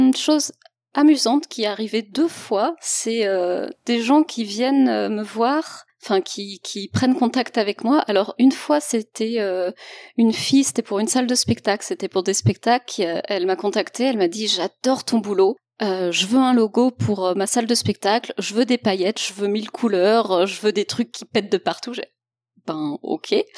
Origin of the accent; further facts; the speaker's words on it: Lyon, Auvergne-Rhône-Alpes, France; also born or lived in Strasbourg; une illustratrice euh, originaire de Lyon. Enfin, je suis basée à Lyon aussi, même si j'ai fait mes études à Strasbourg, mais je suis revenue à Lyon